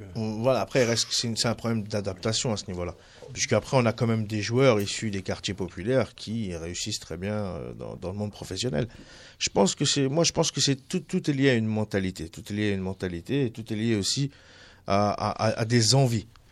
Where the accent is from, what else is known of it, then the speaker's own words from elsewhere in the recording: Tunisia; je suis tunisien